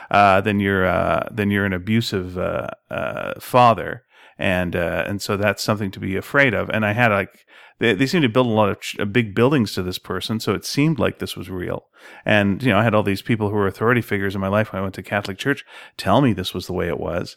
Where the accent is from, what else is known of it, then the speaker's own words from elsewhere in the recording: Montreal, Quebec, Canada; moved away; growing up in Montreal